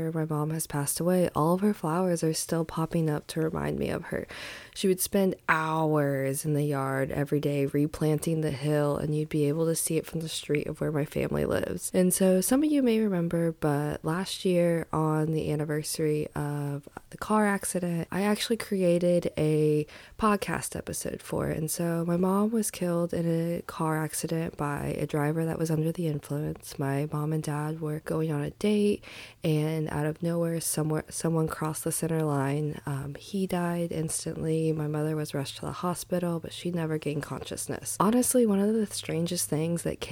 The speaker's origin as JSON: {"language": "English", "region": "Indiana", "country": "United States", "tie": "born or raised there", "said": "I grew up in Indiana"}